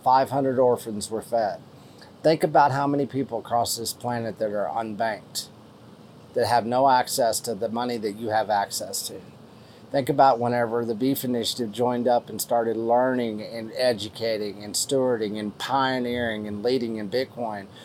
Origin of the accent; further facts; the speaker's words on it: West Texas, United States; accent: West Texas; I'm from West Texas